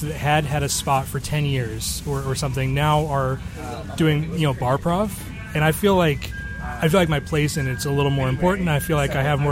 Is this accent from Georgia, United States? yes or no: no; Tennessee, United States; moved away as an adult; now in Chicago, United States; I'm from Tennessee and I moved to Chicago 5 years ago.